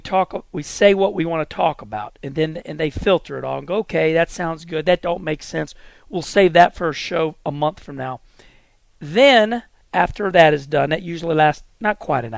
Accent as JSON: {"language": "English", "town": "St. Louis", "region": "Missouri", "country": "United States", "said": "I'm from St. Louis. I mean, that is my home."}